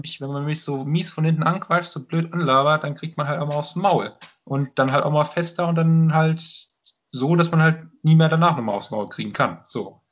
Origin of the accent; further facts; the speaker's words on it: Limburg an der Lahn, Hesse, Germany; now in Dortmund, Germany; Richtung Limburg in dem Fall. Das äh, ist halt da, wo ich herkomme ursprünglich.